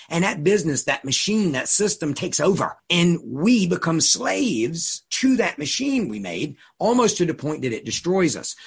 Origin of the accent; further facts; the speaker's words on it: Suffolk, Virginia, United States; I live 10 minutes now from where I grew up, the uh, farm that I grew up on